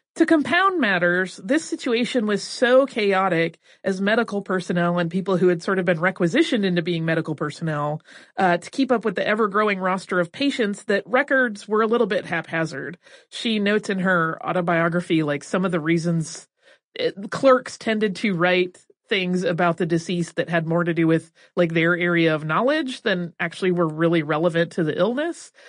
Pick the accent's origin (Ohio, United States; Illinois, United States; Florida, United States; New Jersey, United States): Florida, United States; I was in Florida